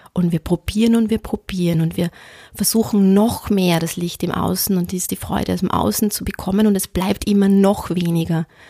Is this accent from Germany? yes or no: no; Austria; ich bin am Land aufgewachsen